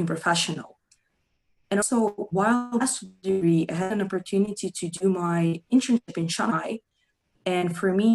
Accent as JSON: {"language": "English", "country": "Russia", "moved": "yes", "said": "I come from Russia"}